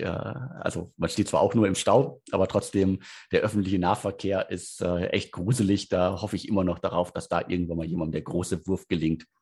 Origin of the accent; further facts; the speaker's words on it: Bottrop, North Rhine-Westphalia, Germany; also born or lived in Bochum; klassischen Ruhrgebiet, wo ich ja herkomme. Ich bin geboren in Bottrop, habe äh, in, in, in, in Bottrop wie ich zur Schule gegangen